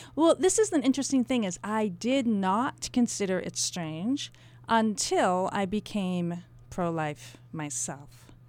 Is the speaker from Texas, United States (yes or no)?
no; Canterbury, New Hampshire, United States; I grew up in Canterbury, New Hampshire